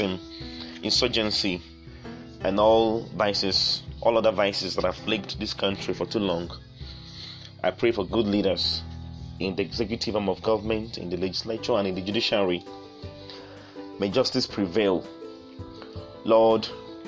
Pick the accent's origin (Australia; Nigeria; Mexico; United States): Nigeria; as a passionate Nigerian